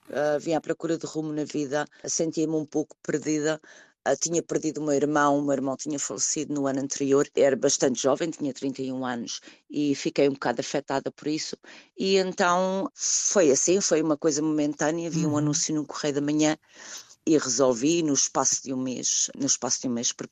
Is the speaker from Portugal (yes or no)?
yes; Lisbon, Portugal; first language Portuguese; moved away as an adult; also born or lived in London, United Kingdom; now in Ashford, United Kingdom; Quando cheguei aqui, estava muito frio, era outubro, vinha de Lisboa